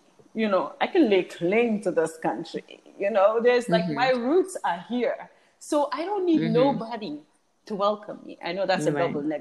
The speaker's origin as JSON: {"language": "English", "region": "England", "country": "United Kingdom", "tie": "born or raised there", "moved": "yes", "lives_now": "The Gambia", "said": "I was born in England, one of the things that, so I have an EU passport, but one of the things, and I lived in England for 13 years, I never felt English"}